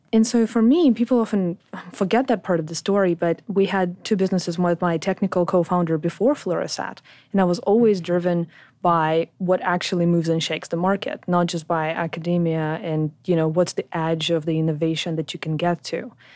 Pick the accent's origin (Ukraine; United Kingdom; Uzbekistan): Ukraine; moved away as an adult; also born or lived in Poland / France / Sydney, Australia; I was born in Ukraine